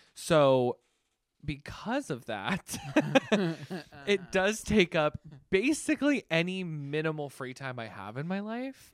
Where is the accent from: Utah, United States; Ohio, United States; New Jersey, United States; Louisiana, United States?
Ohio, United States; Canton; also born or lived in New York; I am originally from Canton, Ohio, so not very far from here